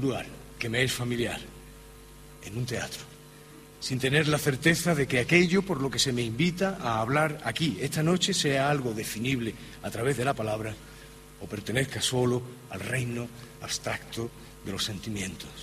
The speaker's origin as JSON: {"language": "Spanish", "town": "Málaga", "region": "Andalusia", "country": "Spain", "said": "soy un cofrade malagueño"}